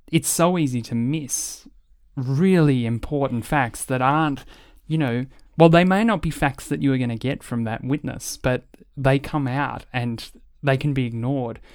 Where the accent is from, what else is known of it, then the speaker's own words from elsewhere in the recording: Australia; as an Australian public